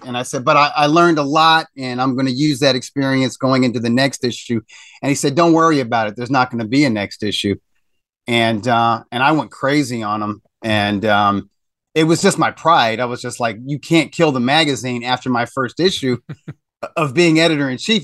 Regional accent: Missouri, United States; I grew up in Missouri

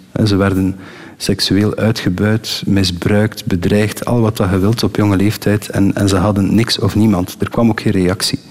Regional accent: Eernegem, Flanders, Belgium; also born or lived in Ostend / Switzerland; Ik ben van Ernehem, de beroemde B-52 is in Ernehem

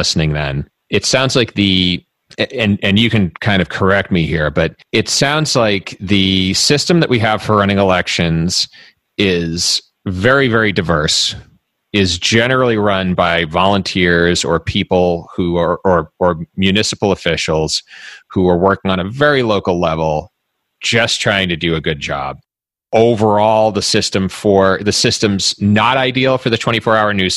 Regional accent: Massachusetts, United States; also born or lived in Boston; my home state of Massachusetts

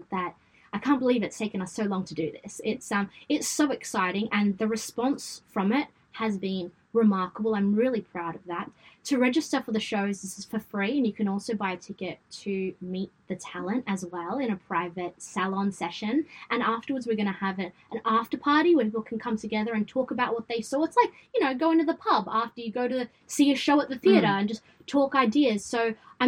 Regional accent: Sydney, New South Wales, Australia; accent: Westie; my Westie accent

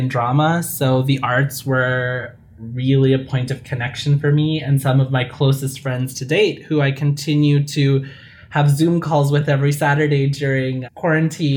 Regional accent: Saskatchewan, Canada; I grew up in Saskatchewan.

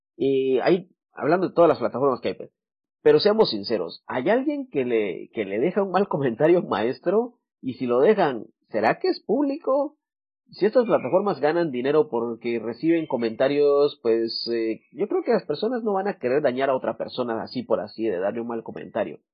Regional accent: Guatemala; Yo soy de Guatemala. En Guatemala tenemos expresiones como cabal, chilero, eh, ya vas, usamos mucho el vos

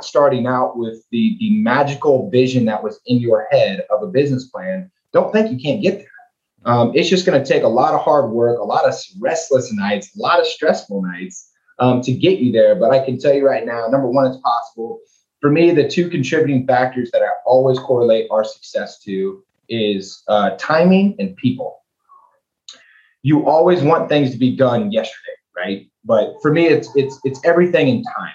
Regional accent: League City, Texas, United States; I was born and raised in League City, went to elementary school, middle school, high school there.

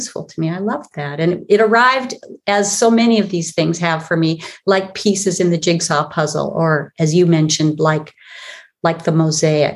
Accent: Olympic Peninsula, Washington, United States; I was raised on the Olympic Peninsula in Northwest Washington State

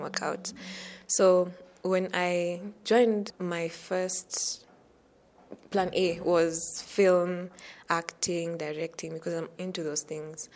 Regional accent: Nairobi, Kenya; I'm from Nairobi, Kenya.

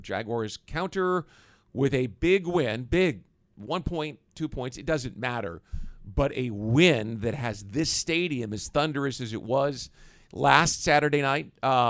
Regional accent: Kansas City, United States; sorry, I'm from Kansas City, so I know

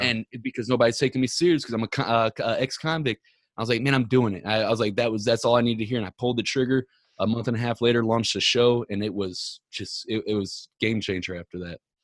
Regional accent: Ferguson, Missouri, United States; I'm born, not born and raised, but I grew up in Ferguson since I was seven years old

